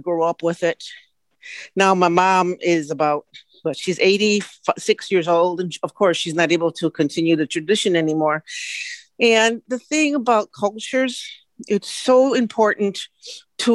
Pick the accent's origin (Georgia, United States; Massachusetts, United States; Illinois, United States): Illinois, United States; Chicago; I was born in Chicago, Illinois, but my heritage goes back to Mexico